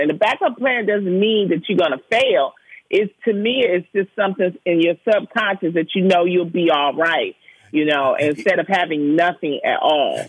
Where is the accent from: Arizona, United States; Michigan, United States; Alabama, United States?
Michigan, United States; Detroit; moved away as an adult; also born or lived in Prairie View, Texas; I'm from the Brewster Projects